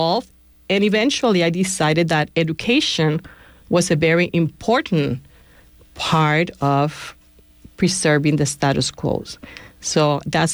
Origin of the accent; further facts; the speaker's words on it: Puerto Rico; English is a second language; now in Bay Area, United States; I was born and raised in a housing project in Puerto Rico